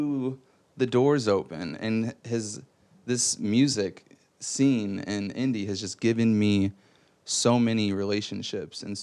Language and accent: English; Fort Wayne, Indiana, United States; I grew up in Fort Wayne